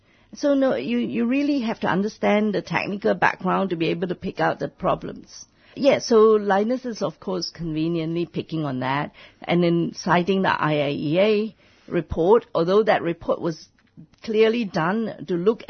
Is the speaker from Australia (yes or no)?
yes; Australia; As Australian, what are we going to do when an Australian company generated so much contaminated waste in another country